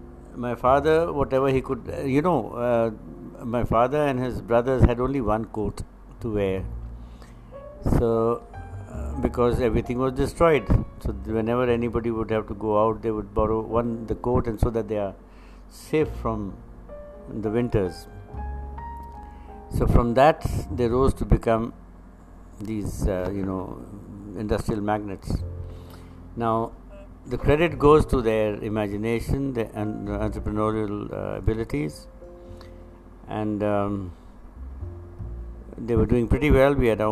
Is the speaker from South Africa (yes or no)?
no; Pakistan; born there; Well, this is an introduction, that I was born in Pakistan, which what is now Pakistan, then it was British India.